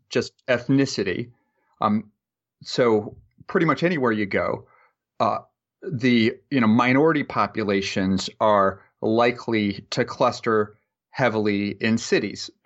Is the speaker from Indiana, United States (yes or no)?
no; Marshalltown, Iowa, United States; moved away; my hometown, which I talk about a lot in the, the paper Marshalltown, Iowa